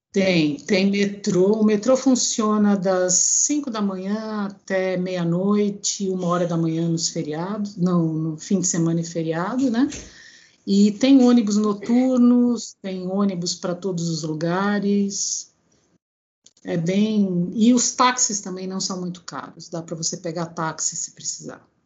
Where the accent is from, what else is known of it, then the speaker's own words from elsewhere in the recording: Brazil; moved away as an adult; now in Greece; eu nasci no Brasil, mas eu tenho cidadania grega, né? Ah. Porque ambos os meus pais são gregos.